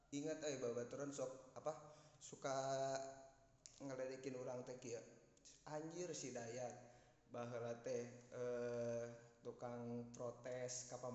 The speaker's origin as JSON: {"language": "Indonesian", "region": "West Java", "country": "Indonesia", "lives_now": "Yogyakarta, Indonesia", "said": "Kita teh sebagai orang Sunda yang hidup di Yogyakarta gitu ya harus tetap memegang teguh"}